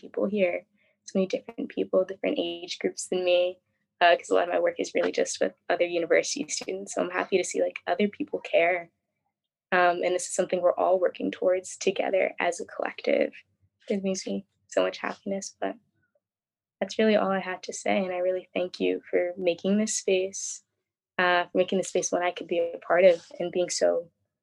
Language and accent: English; Philadelphia, Pennsylvania, United States; I grew up in Philadelphia